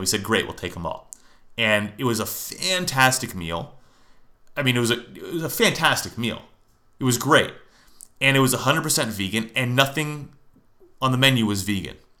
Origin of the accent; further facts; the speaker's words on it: Lafayette, California, United States; now in Phoenix, United States; my hometown of, La- hometown of Lafayette, California